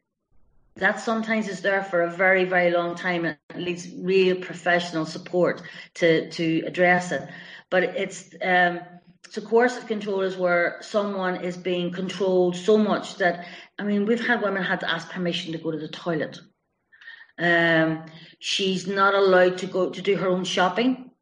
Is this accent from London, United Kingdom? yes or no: no; Belfast, Northern Ireland, United Kingdom; now in West Cork, Ireland; I'm from Belfast with this accent